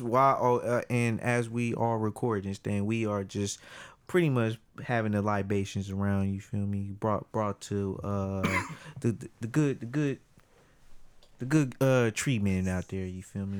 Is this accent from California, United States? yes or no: yes; Oakland, California, United States; I'm the only person in my family that was really born and raised in Oakland